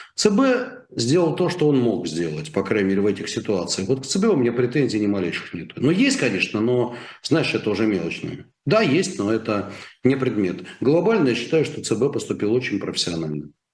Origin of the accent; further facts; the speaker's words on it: Russia; я гораздо больше россиянин, чем ты